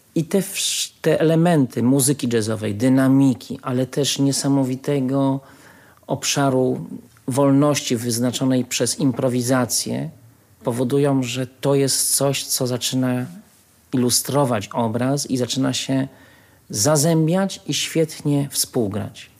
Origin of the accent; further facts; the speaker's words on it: Łódź, Łódź Voivodeship, Poland; ja się urodziłem w Łodzi i jestem z miasta Łodzi